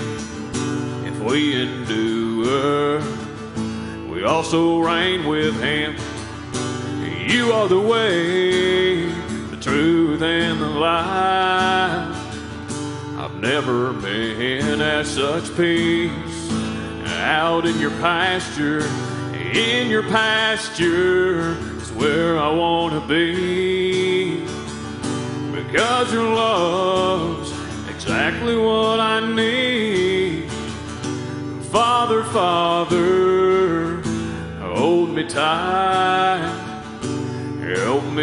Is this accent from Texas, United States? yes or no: yes; Texas, United States; growing up in Texas, you know, it's not uncommon for there to be pastures everywhere